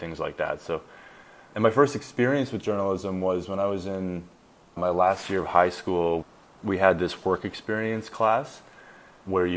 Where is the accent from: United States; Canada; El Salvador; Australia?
Canada; La Ronge, Saskatchewan; moved away; also born or lived in Toronto; I was born in Saskatchewan, Canada, in a little town called LaRange, which is like fairly north in the province.